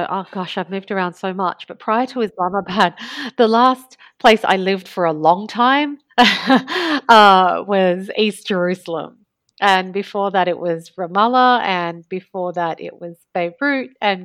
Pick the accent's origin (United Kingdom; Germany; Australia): Australia; also born or lived in Alexandria, Egypt; Yeah, I was born in Egypt. My mother is an Egyptian Alexandrian, but she had actually migrated to Australia after she had married a Lebanese man, my father, and they met and they married and they moved to Australia.